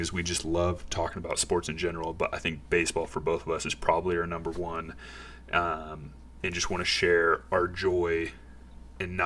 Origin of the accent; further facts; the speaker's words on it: St. Louis, Missouri, United States; moved away; I'm from St. Louis originally